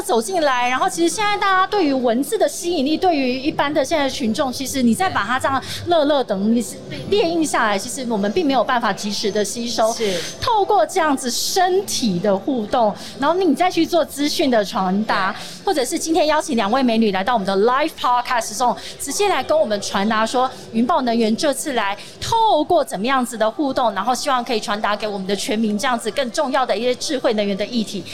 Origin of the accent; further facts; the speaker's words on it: Tainan, Taiwan; 我是台南人